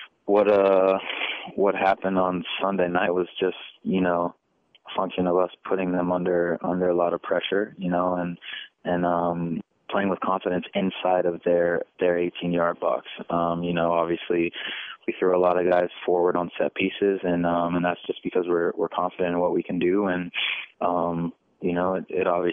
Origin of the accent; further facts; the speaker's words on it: California, United States; moved away as an adult; now in Kansas City, United States; back in California, Amobi and I are from the same area